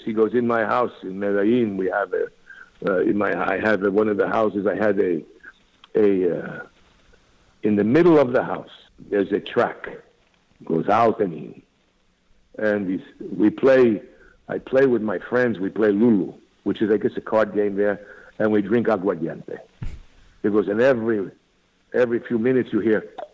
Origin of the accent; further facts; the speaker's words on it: Dix Hills, New York, United States; moved away; also born or lived in Astoria, Queens, New York / Los Angeles; I was born in Astoria, Queens, on Long Island, and then grew up in Dix Hills